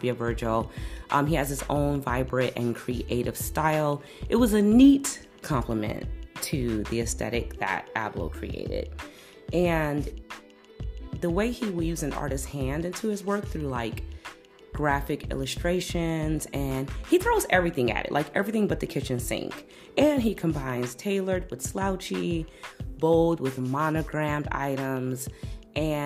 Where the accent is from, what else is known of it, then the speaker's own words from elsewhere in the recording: Chicago, Illinois, United States; I'm from Chicago